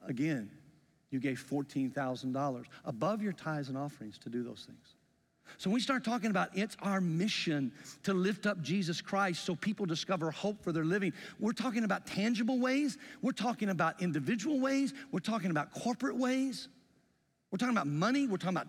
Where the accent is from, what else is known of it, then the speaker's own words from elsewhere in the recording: the South, United States; accent: Southern; also born or lived in Greenfield, Indiana; now in Indiana, United States; I grew up going to high school and junior high in the South